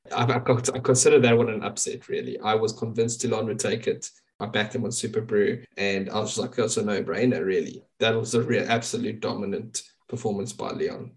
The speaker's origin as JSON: {"language": "English", "country": "South Africa", "said": "as a South African"}